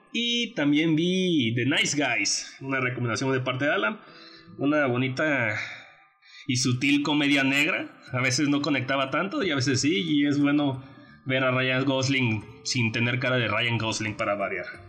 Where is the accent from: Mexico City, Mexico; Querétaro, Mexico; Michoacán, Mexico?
Querétaro, Mexico; nosotros somos de Querétaro